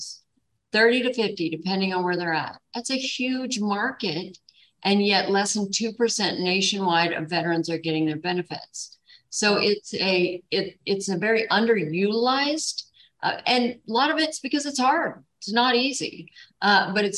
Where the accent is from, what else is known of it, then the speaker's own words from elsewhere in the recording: Kenai, Alaska, United States; Kenai, south of Anchorage, about 3 hours on the Kenai Peninsula. It's world famous for its fishing efforts. And so that's where I was raised